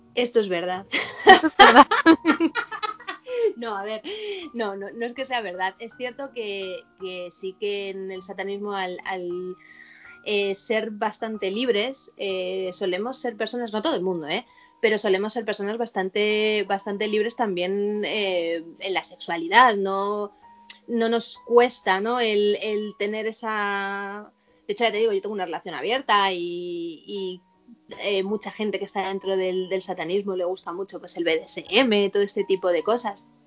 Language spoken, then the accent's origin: Spanish; Madrid, Community of Madrid, Spain; yo soy de Madrid